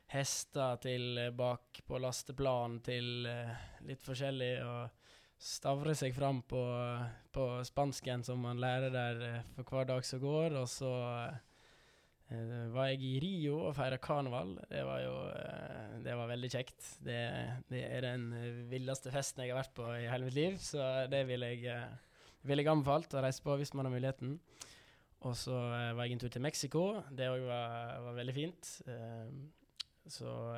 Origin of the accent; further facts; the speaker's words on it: Davik, Vestland, Norway; oppveksten på Davik, den har vært uh, top notch